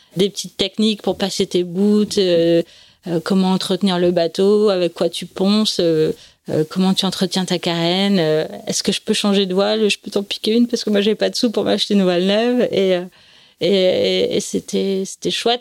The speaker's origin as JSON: {"language": "French", "town": "Nice", "region": "Provence-Alpes-Côte d'Azur", "country": "France", "tie": "born or raised there", "also_born_or_lived": "Paris", "said": "En fait, je suis née à Paris, ils ont eu la bonne idée de déménager à Nice quand j'avais trois ans"}